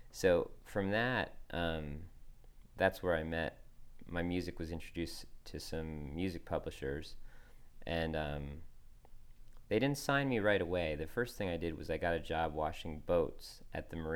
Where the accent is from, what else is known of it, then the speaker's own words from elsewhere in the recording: Northeast, United States; I grew up in the Northeast